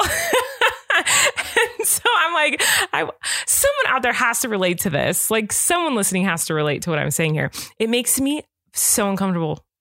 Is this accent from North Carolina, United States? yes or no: no; California, United States; I grew up in California.